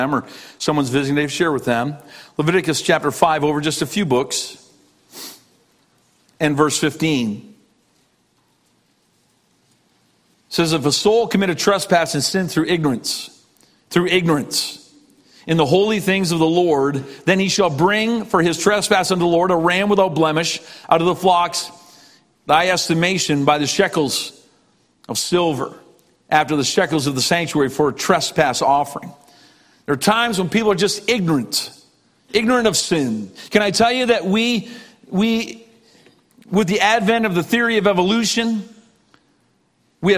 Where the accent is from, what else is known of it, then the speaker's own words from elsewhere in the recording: Canada; now in Cleveland, United States; I was a kid from Canada. We're not a very emotional people. I'm not a typical Canadian